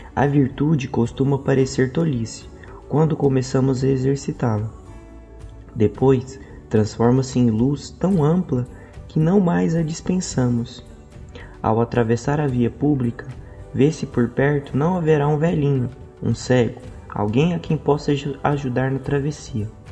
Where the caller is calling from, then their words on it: Goiânia, Goiás, Brazil; eu falo de Goiânia